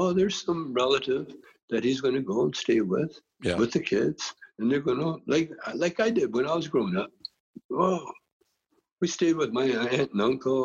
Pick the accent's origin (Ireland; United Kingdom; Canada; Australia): Canada; Calgary, Alberta; we're a Canadian school